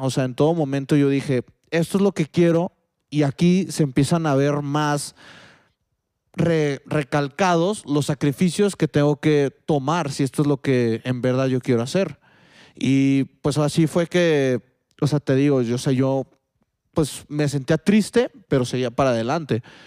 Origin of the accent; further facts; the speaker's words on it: Mexico; also born or lived in Spain; aquí en México